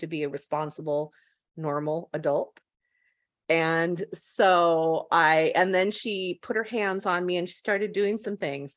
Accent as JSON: {"language": "English", "region": "West Coast", "country": "United States", "said": "I'm from the West Coast"}